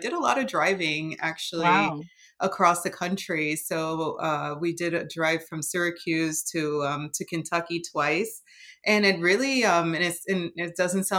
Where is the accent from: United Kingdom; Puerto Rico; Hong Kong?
Puerto Rico; moved away; also born or lived in Okinawa; where I grew up in Puerto Rico